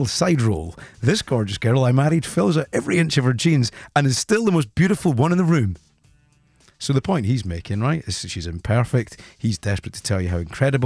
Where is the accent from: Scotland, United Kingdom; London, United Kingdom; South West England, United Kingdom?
Scotland, United Kingdom; Fife; There's this thing in Scotland, we're from Fife